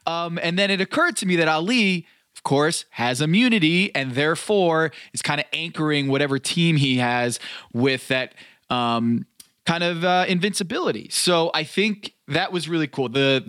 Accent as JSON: {"language": "English", "country": "United States", "also_born_or_lived": "Brazil", "said": "I'm American"}